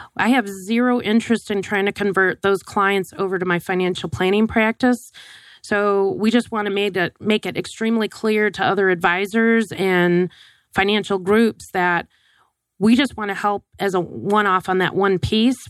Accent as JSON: {"language": "English", "region": "Wisconsin", "country": "United States", "tie": "born or raised there", "said": "growing up in Wisconsin"}